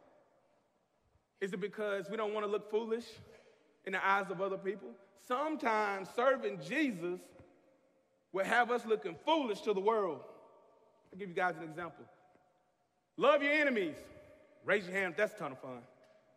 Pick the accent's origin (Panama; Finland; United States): United States; the South; growing up in the South